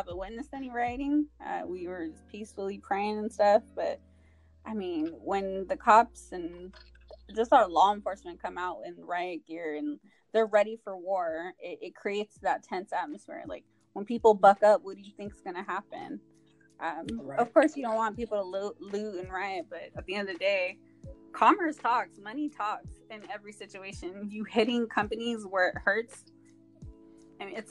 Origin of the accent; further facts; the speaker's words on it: San Diego, California, United States; I am born and raised in San Diego